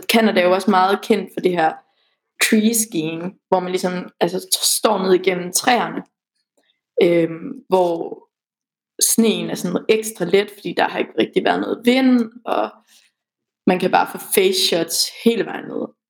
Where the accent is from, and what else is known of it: West Jutland, Central Denmark Region, Denmark; now in Aarhus, Denmark